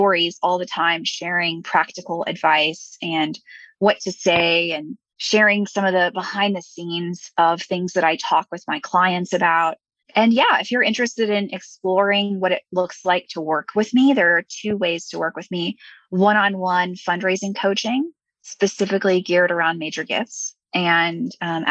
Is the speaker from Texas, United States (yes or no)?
yes; Houston, Texas, United States; moved away; I'm from Houston, Texas originally